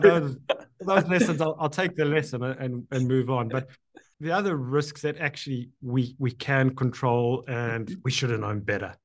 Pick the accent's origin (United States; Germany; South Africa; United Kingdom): South Africa; now in Canada; I'm now Canadian, but born in, in South Africa